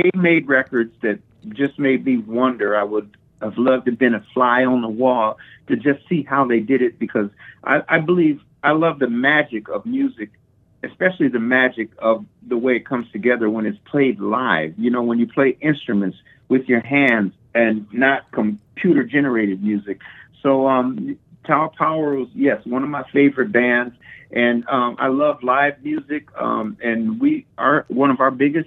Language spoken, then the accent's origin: English; Minneapolis, Minnesota, United States; moved away; also born or lived in Springfield, Illinois; So we ended up there for the next 20 years